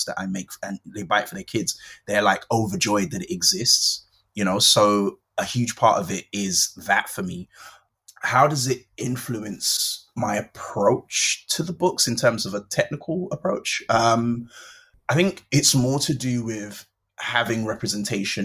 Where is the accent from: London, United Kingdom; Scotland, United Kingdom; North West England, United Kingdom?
London, United Kingdom; I grew up in Brixton in South London